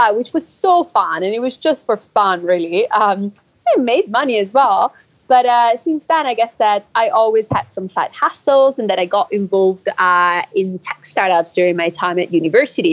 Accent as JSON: {"language": "English", "country": "Switzerland", "moved": "yes", "lives_now": "London, United Kingdom", "said": "I'm from Switzerland originally"}